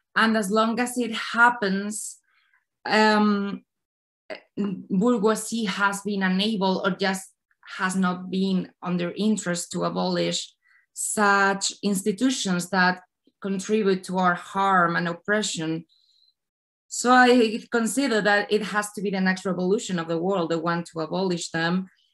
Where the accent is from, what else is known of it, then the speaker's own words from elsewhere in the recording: Spain; I come from Spain